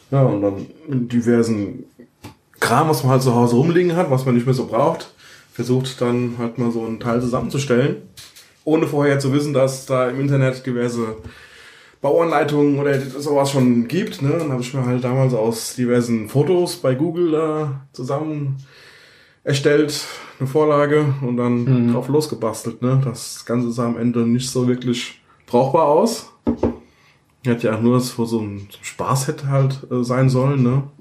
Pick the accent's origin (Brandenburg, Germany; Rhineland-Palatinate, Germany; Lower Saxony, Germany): Rhineland-Palatinate, Germany; Heidesheim; also born or lived in near Mainz; Ja, gebürtig aus der Nähe von Mainz. Aufgewachsen im wunderschönen Heidesheim am Rhein.